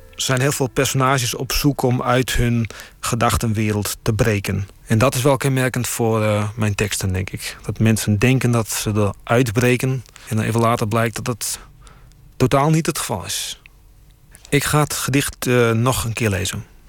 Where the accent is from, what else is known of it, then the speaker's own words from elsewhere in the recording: Friesland, Netherlands; moved away as an adult; also born or lived in Groningen; Ik ben geboren in Friesland en daarna ging ik studeren in Groningen